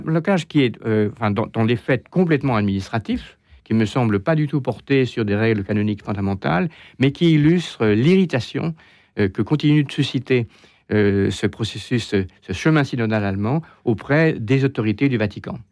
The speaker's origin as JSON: {"language": "French", "country": "France", "said": "chez nous en France"}